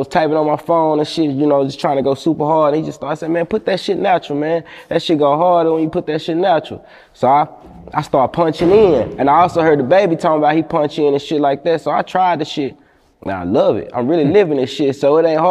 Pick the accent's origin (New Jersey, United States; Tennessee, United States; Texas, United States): Texas, United States; Palestine; moved away as an adult; also born or lived in Houston, Texas / Oklahoma; growing up in Palestine, man, I ain't gonna lie, that shit made me. Population of 18K.